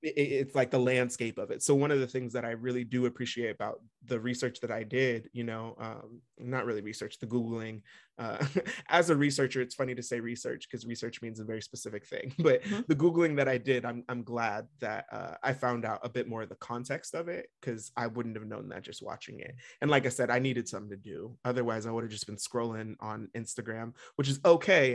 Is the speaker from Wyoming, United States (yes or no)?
no; Vacaville, California, United States; We grew up in Vacaville, and there were not a lot of black families